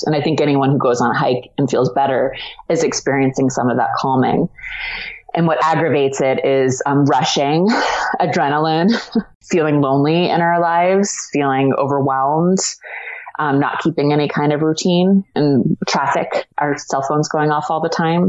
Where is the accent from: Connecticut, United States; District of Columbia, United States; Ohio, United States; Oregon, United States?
District of Columbia, United States; Washington; I was born in Washington D.C.